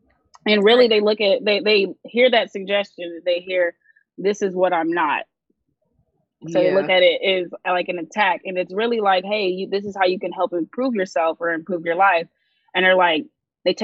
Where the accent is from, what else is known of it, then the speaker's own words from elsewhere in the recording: the South, United States; I grew up in the South.